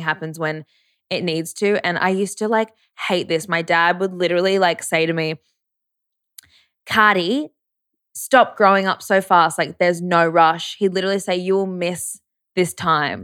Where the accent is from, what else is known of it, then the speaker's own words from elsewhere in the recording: Brisbane, Queensland, Australia; I grew up around in Brisbane as well at private schools